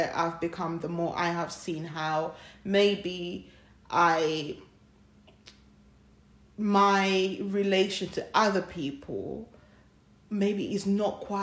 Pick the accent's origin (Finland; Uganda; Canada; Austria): Uganda; moved away; we grew up in Uganda, and we know that we live in a country that's not ours